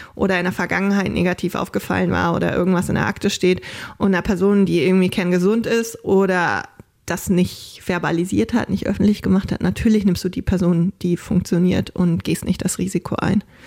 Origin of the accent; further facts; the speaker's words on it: Germany; also born or lived in Haiti / New York; now in Hitzacker, Germany; ich bin Deutsche, ich sehe deutsch aus